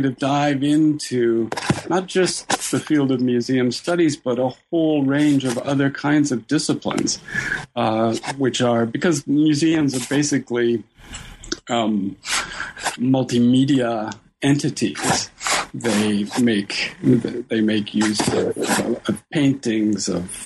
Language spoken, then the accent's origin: English; Toronto, Ontario, Canada; I ended up then going to the University of Toronto, where it's my hometown